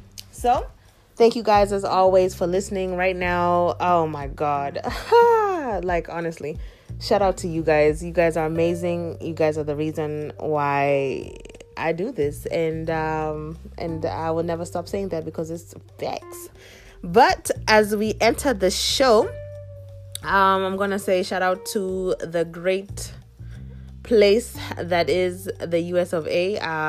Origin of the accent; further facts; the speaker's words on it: Kenya; moved away; I definitely see how I am proudly Kenyan still, even 18 years after leaving the country, Kenya, and not being there since.